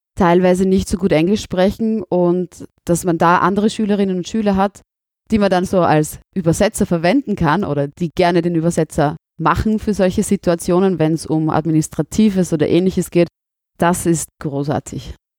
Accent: Southern Burgenland, Austria; accent: South Burgenland dialect; now in Vienna, Austria

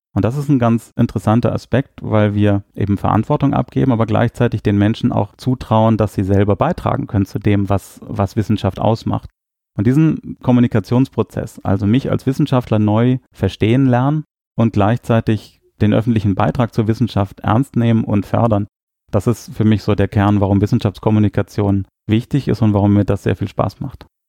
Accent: Germany; first language German; moved away as an adult; now in Luxembourg; ich bin Deutscher

